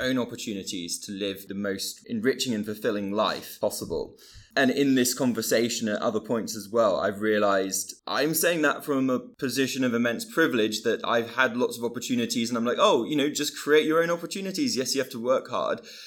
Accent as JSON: {"language": "English", "town": "Bristol", "region": "South West England", "country": "United Kingdom", "tie": "born or raised there", "said": "I grew up in Bristol in a, in a different place"}